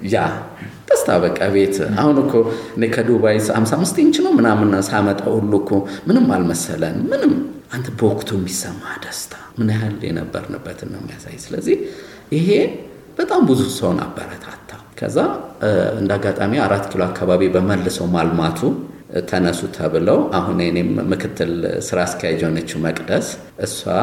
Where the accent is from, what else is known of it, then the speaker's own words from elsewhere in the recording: Addis Ababa, Ethiopia; የፈረንሳይ ለጋሲዮን ያደግኩት